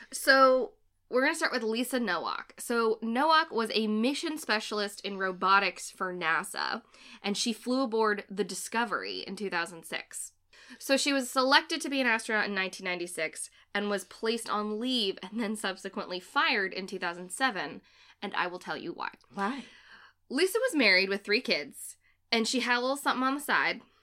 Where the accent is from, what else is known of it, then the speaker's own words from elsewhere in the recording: Framingham, Massachusetts, United States; I'm from Framingham, which I've said before, Framingham, Massachusetts, and my hometown has a special fascination with astronauts